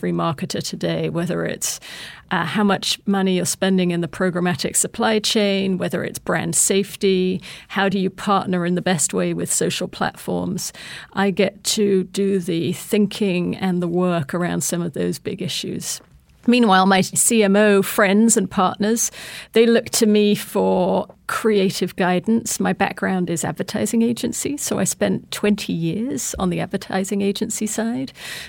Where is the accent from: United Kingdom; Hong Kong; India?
United Kingdom; Look, I'm just a British girl that grew up in the countryside. I was the daughter of two school teachers.